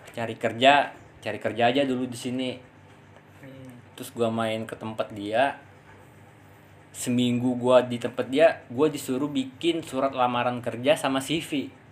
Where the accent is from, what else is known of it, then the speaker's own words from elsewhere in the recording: Pangkal Pinang, Bangka Belitung Islands, Indonesia; moved away as an adult; also born or lived in Tangerang; now in Jakarta, Indonesia; gua kan asli Pangkal Pinang ya, Bangka Belitung